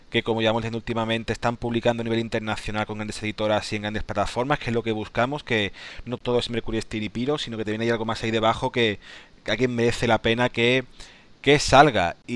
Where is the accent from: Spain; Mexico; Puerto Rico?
Spain; cuando uno ve que se entera de que soy español, a lo mejor ni mira el juego, ¿no?